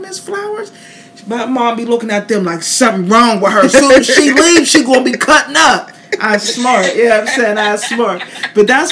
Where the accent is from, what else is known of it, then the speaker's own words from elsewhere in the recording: Pittsburgh, Pennsylvania, United States; now in Tampa, United States; I'm from Pittsburgh, Pennsylvania